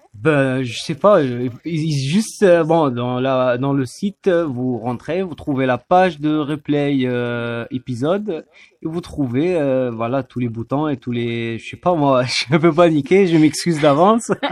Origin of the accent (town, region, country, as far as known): Algeria; now in France